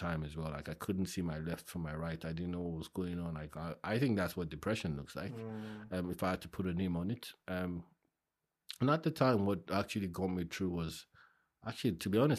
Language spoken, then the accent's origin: English; Ikorodu, Lagos, Nigeria; now in United Kingdom; I grew up in Ikorodu